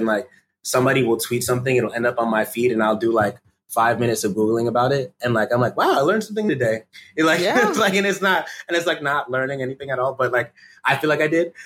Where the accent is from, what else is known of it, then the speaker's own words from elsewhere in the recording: Connecticut, United States; I'm not Nigerian. Like, I'm from Connecticut